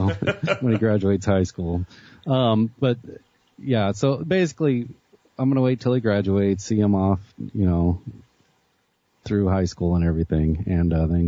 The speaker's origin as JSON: {"language": "English", "region": "Arkansas", "country": "United States", "tie": "born or raised there", "moved": "yes", "said": "my mom's cousin owns a trucking outfit there in my hometown"}